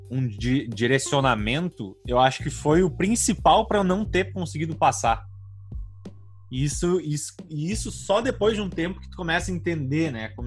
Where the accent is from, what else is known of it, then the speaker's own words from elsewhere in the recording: Rio Grande do Sul, Brazil; eu sou do Rio Grande do Sul também